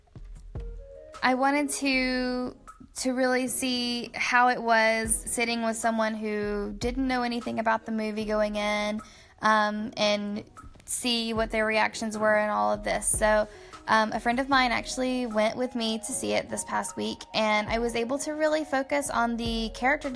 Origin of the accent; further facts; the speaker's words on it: Georgia, United States; now in Atlanta, United States; my hometown, which is about an hour and a half south of Atlanta